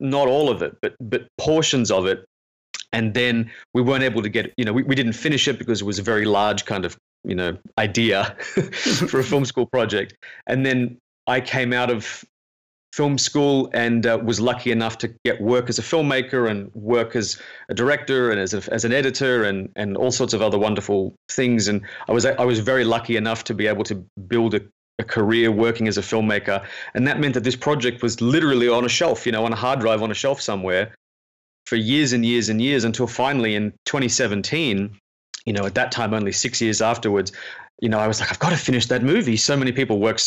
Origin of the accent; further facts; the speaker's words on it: Sydney, New South Wales, Australia; I'm a filmmaker from Sydney, Australia